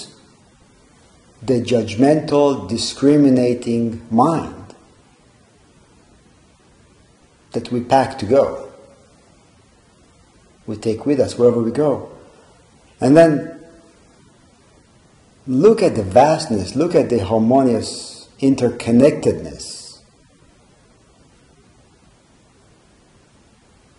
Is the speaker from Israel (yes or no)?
yes; Israel; moved away; growing up in Israel and dealing with conflict, dealing with exposure to conflict, which I grew up